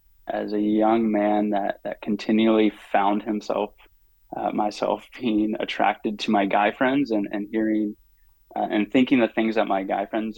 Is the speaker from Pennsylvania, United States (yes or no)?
yes; Pittsburgh, Pennsylvania, United States; I grew up in Pittsburgh, Pennsylvania